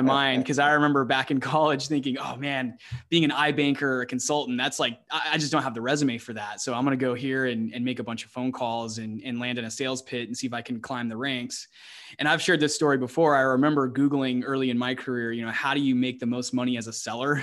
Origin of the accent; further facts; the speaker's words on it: Arizona, United States; also born or lived in Texas; we're both from the States, the, you know, specifically both from Arizona